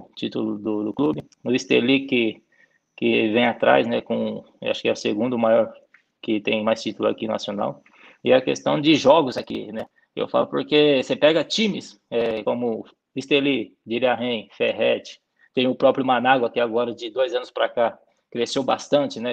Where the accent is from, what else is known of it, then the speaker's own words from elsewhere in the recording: São Paulo, Brazil; moved away as an adult; now in Nicaragua; Eu saí do Brasil com, com 30 anos